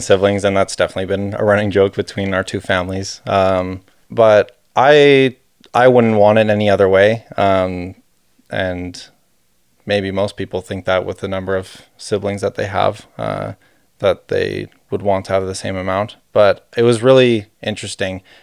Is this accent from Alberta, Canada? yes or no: yes; Calgary, Alberta, Canada; We're both from Calgary